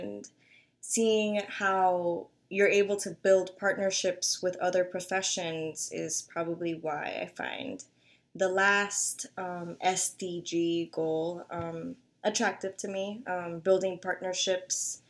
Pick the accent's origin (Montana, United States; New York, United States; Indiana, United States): New York, United States; New York City; moved away as an adult; now in Buffalo, United States; growing up in the Bronx